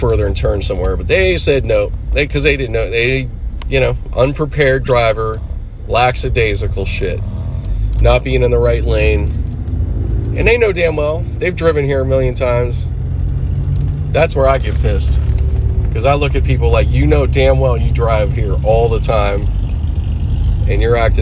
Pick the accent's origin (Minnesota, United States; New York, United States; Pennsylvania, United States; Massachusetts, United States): Pennsylvania, United States; Pittsburgh; accent: East Coast; now in Los Angeles, United States; I'm born here and I grew up, you know, I grew up back east. I grew up in Pittsburgh, but I've lived here most of my life.